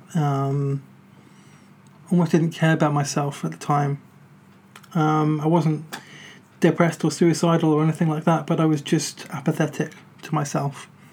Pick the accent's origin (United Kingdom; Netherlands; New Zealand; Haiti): United Kingdom; we're British